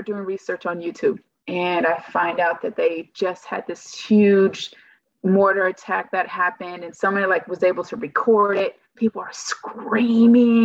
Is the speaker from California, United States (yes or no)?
yes; California, United States; moved away as an adult; also born or lived in Gurnee, Illinois; I'm originally from California